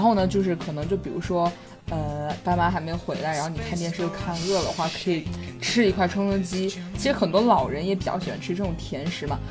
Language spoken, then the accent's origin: Chinese; Hubei, China; 我们湖北人